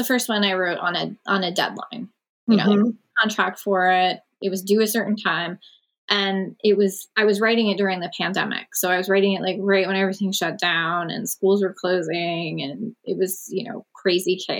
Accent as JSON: {"language": "English", "town": "Wilkes-Barre", "region": "Pennsylvania", "country": "United States", "tie": "born or raised there", "said": "my hometown, which is Wilkes-Barre, Pennsylvania."}